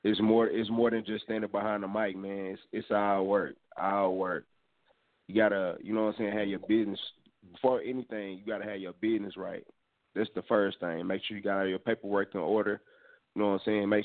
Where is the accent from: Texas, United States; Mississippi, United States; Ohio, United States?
Texas, United States; Dallas; I'm originally from Dallas, Texas.